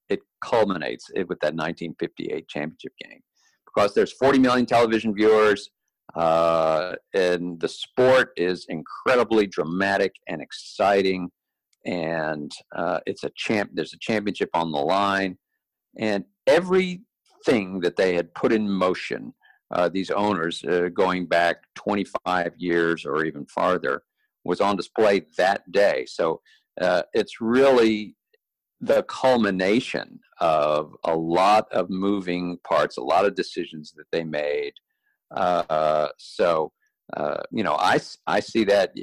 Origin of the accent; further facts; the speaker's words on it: Dallas, Texas, United States; I grew up in Dallas, uh, Texas